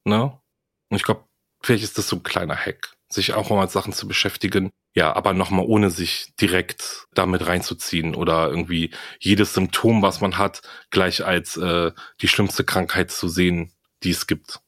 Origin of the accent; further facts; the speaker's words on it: Greece; das sage ich halt als Grieche